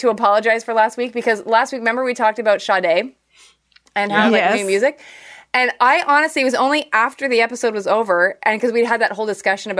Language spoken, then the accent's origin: English; Ireland; Then we went to Scotland and then over to Ireland. So like, I am from Ireland, but …, definitely not an Irish name.